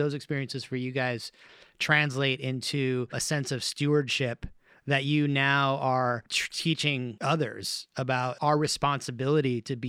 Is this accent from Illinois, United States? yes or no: no; Hawaii, United States; So I grew up born and raised in Hawaii, and I grew up in the ocean